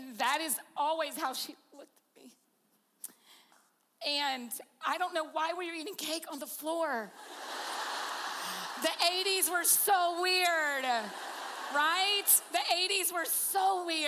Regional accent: Georgia, United States; I'm from Georgia and that's what we

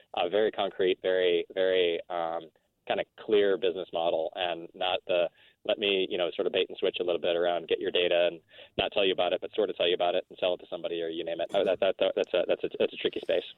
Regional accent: El Paso, Texas, United States; moved away; also born or lived in Midwest; my mom went to go work for the U.S. military uh, down on the Mexican border in El Paso, Texas, as a doctor, and my father went to teach uh, surgery at Texas Tech on the on, on the border. And so I grew up

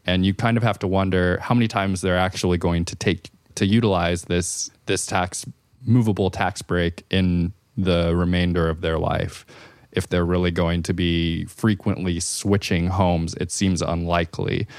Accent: California, United States; as a Californian

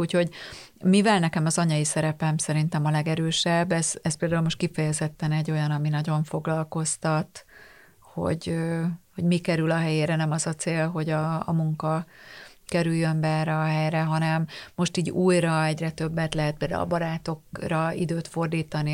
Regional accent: Tata, Komárom-Esztergom, Hungary; én Tatán nőttem föl

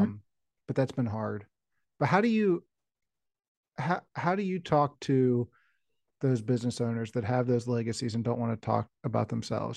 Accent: West Virginia, United States; I grew up in West Virginia

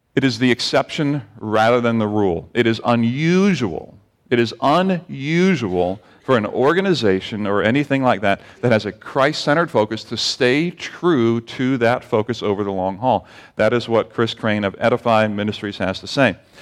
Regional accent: Barbados; moved away; growing up in Barbados

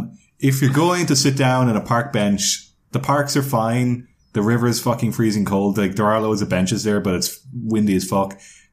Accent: Kinsale, Munster, Ireland; I'm from Kinsale, which is a seaside town in Cork. That's full of tourists.

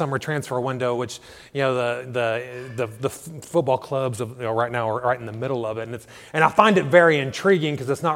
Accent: United States; moved away as an adult; now in Ireland; sports is what helped pay for my education or some of my education back in the U.S.

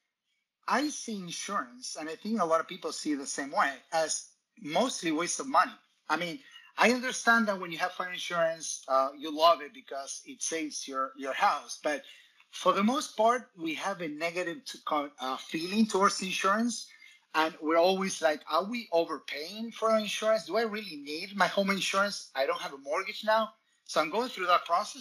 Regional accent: Argentina; moved away; I grew up in Latin America, in Argentina

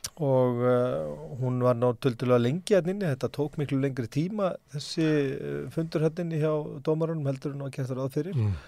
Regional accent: Bolungarvík, Westfjords, Iceland; Ég ólst upp í Bólungavík

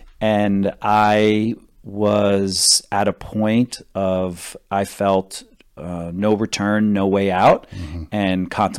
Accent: New Jersey, United States; moved away as an adult; I grew up in New Jersey and on the Jersey Shore. And then when I was 18, I went to New York to model because I needed a job and to make some money.

